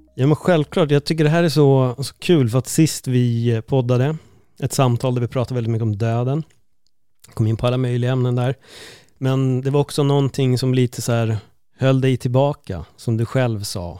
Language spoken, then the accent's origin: Swedish; Stockholm, Stockholm County, Sweden; vi är ju från Stockholm, det är inte så jättestort